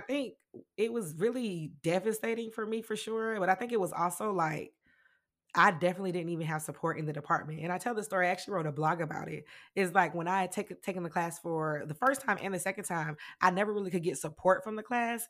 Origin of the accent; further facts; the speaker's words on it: Greenwood, South Carolina, United States; also born or lived in Philadelphia, Pennsylvania; I was raised with my grandma. I started there in, in South Carolina. Um, I was born in Philly, but we moved when I was young, like, around, uh, two